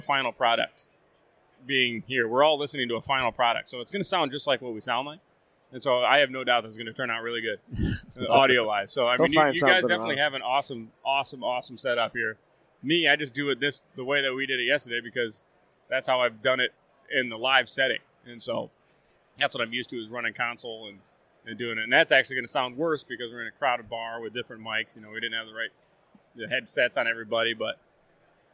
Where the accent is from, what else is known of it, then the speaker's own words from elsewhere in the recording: Dexter, Michigan, United States; I grew up in Dexter, Michigan, which is just probably 10 miles north of Ann Arbor. Grew up there hunting, fishing, all that stuff.